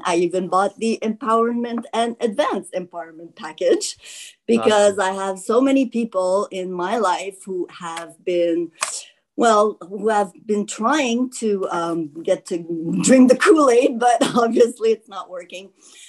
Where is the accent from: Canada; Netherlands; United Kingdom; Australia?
Canada; I'm from Canada.